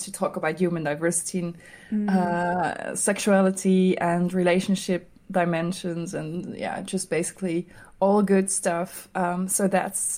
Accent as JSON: {"language": "English", "town": "Amsterdam", "region": "North Holland", "country": "Netherlands", "said": "I'm an illustrator from Amsterdam, the Netherlands"}